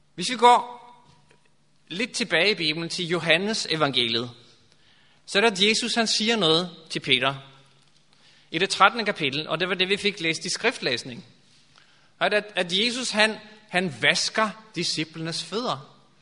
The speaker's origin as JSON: {"language": "Danish", "country": "Norway", "second_language": "Danish", "moved": "yes", "lives_now": "Denmark", "said": "jeg kommer fra Norge, og øhm, i Danmark har man sådan en, for os nordmænd"}